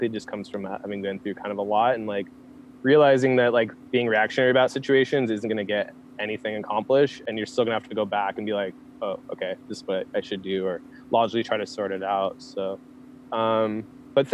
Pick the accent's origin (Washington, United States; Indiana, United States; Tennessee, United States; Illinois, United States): Washington, United States; Olympia; also born or lived in Seattle; I grew up in Olympia proper.